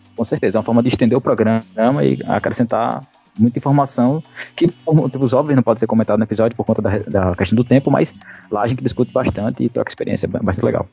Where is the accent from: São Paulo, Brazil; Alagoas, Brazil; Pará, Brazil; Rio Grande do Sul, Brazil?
Alagoas, Brazil; Maceió; eu sou aqui de Maceió, Alagoas